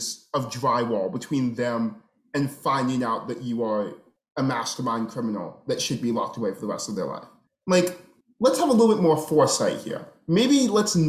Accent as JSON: {"language": "English", "region": "Minnesota", "country": "United States", "tie": "born or raised there", "said": "I grew up in Minnesota."}